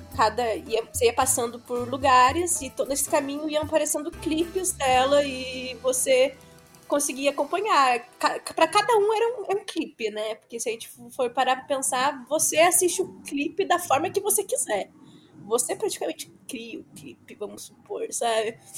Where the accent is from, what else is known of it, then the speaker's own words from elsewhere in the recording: Minas Gerais, Brazil; eu sou mineira